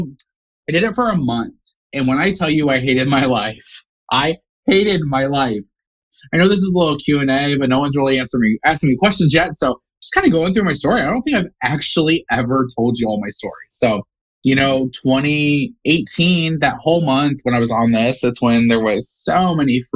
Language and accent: English; Indiana, United States; Indiana, born and raised in Indiana.